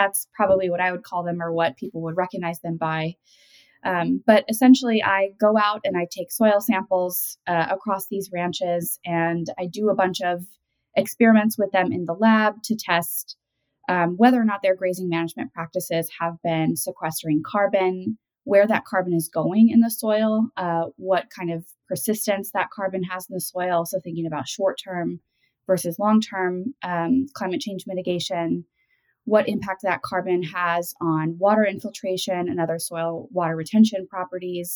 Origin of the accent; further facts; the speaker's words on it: rural Georgia, United States; moved away; also born or lived in Michigan; I am originally from Michigan, but grew up in rural Georgia